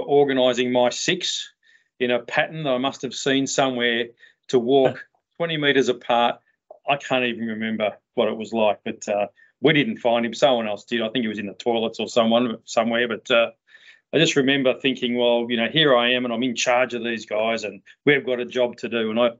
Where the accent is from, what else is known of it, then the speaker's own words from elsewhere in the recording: Melbourne, Victoria, Australia; I was born in Middle Park in Melbourne